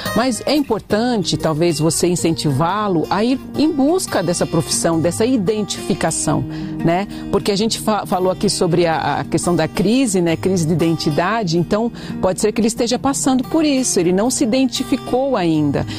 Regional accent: Brazil; nós somos brasileiros

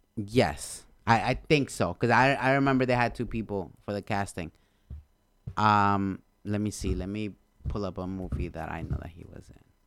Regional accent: Honduras; English is a second language; moved away; I'm from Honduras, bro. I came here in two thousands

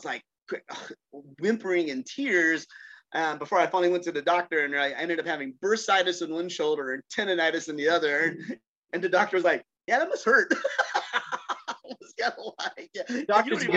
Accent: North Carolina, United States; I grew up in North Carolina in the 70s and 80s.

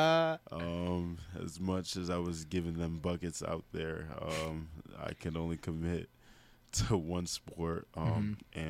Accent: Queens, New York, United States; Queens is very interesting. it's usually a very good area. Where I live is a decent area.

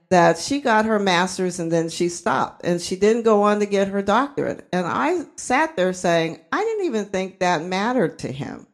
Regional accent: Uniontown, Pennsylvania, United States; also born or lived in Columbus, Georgia; they brought me back to Uniontown, Pennsylvania to stay with my grandmother

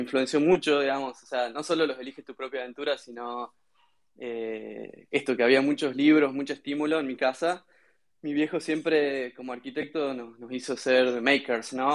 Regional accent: Concepción, Tucumán, Argentina; sí, soy de Tucumán. Dentro de Tucumán soy de una ciudad pequeña que se llama Concepción, al sur de Tucumán.

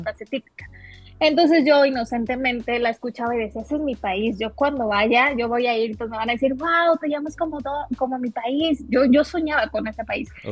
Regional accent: Mexico; moved away as an adult; also born or lived in Santo Domingo, Dominican Republic; yo nací aquí, soy mexicana. Eh, yo, estoy ahorita residiendo en Ciudad de México, 100% siento eh, mexicana. Aquí, aquí pues, aquí nací.

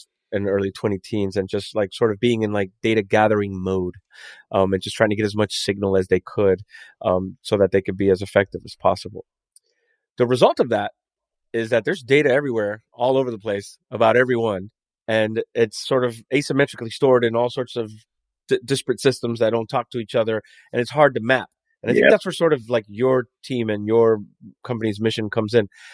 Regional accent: United States; being the American that I am

